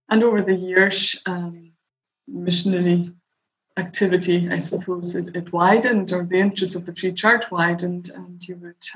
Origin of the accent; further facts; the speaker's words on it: Stornoway, Scotland, United Kingdom; moved away as an adult; also born or lived in Edinburgh; growing up in Stornoway, where I was born and bred until I moved to Edinburgh to work.